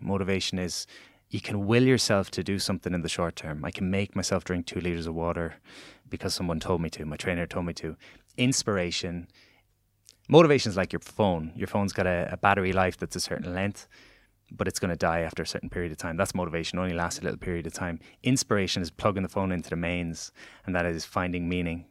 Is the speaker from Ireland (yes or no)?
yes; Galway, Connacht, Ireland; moved away as an adult; now in Dublin, Ireland; I was this guy from Galway that was moving to Dublin.